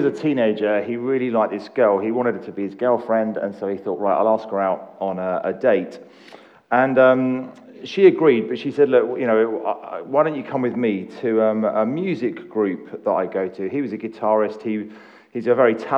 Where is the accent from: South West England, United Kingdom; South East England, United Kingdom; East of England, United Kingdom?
East of England, United Kingdom; Essex; also born or lived in East London; we moved from East London to the culturalist wastelands of Essex housing estates. In my early life